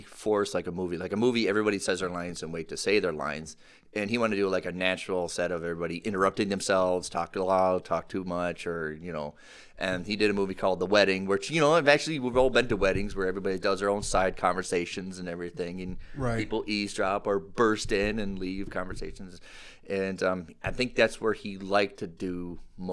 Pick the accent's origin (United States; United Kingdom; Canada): United States; St. Paul, Minnesota; I'm from St. Paul.